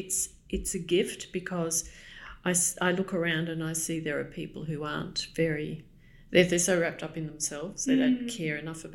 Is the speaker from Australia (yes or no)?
yes; Australia; now in London, United Kingdom; I'm Australian